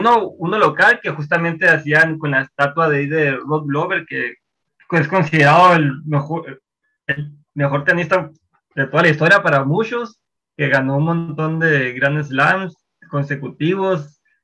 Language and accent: Spanish; Sonora, Mexico; moved away as an adult; now in Melbourne, Australia